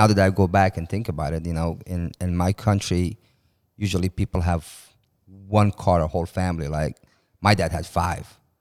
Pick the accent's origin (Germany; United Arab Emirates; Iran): Iran; moved away as an adult; also born or lived in Turkey; now in United States; I moved from Iran when I was nineteen